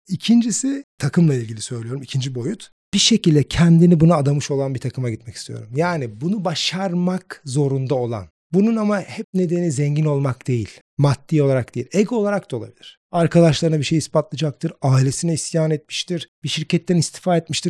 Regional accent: İzmir, Turkey; moved away as an adult; now in Istanbul, Turkey; İzmirliyim. İş hayatına İzmir'de atıldım. Ondan sonra İstanbul'a gelip

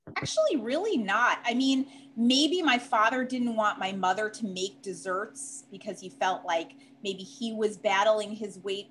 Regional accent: Chicago, Illinois, United States; accent: Chicago; moved away as an adult; now in Hewlett, United States; I'm actually originally from Chicago, uh, hence my accent

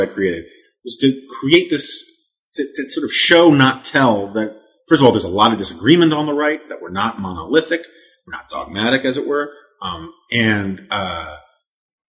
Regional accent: New York City, New York, United States; growing up on the Upper West Side of Manhattan

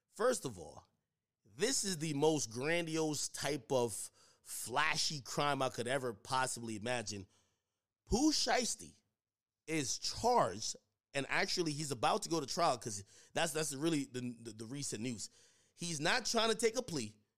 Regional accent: Jamaica; now in United States; I grew up in Jamaica. You know, I came over here to United States

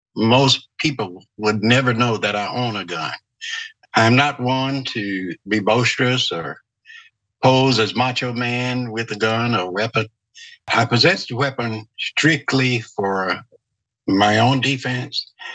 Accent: the South, United States; Growing up in the South

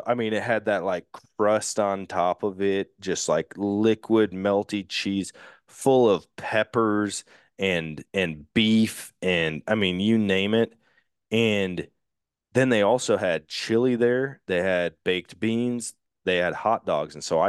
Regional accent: Wisconsin, United States; No cheese. And I'm like, dude, I'm from Wisconsin, man.

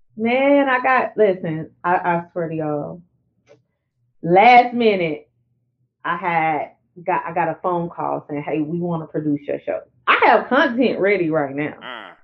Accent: Arkansas border near Louisiana, United States; the Arkansas border right there, which is where I'm from

